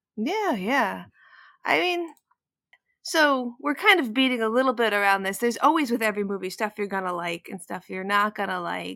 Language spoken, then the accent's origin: English; New York, United States; I grew up in New York, but I didn't grow up in any kind of level of, of music